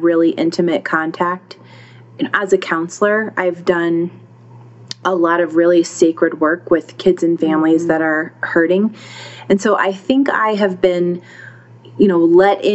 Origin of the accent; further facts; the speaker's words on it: United States; I'm an American